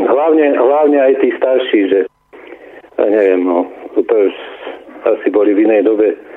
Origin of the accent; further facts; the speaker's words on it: Slovakia; also born or lived in Námestovo; A preto sme my Slováci takí